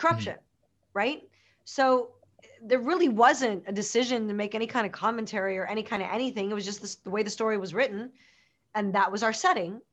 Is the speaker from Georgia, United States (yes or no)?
no; Chicago, Illinois, United States; I grew up in Chicago